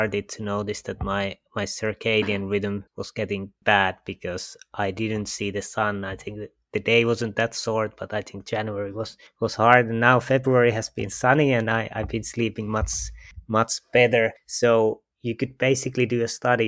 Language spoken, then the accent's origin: English; Finland; I come from Finland